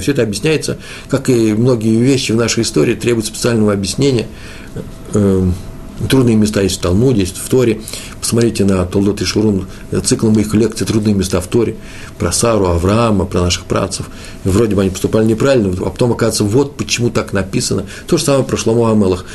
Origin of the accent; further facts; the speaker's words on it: Russia; я из России